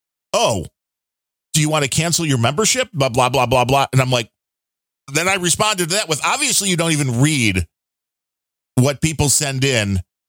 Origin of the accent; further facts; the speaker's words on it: Ireland; I'm Irish, so I'm a very white to begin with.